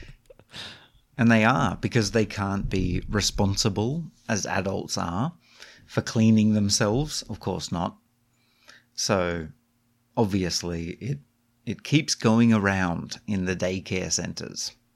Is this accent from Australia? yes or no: yes; Australia; moved away; I grew up in Australia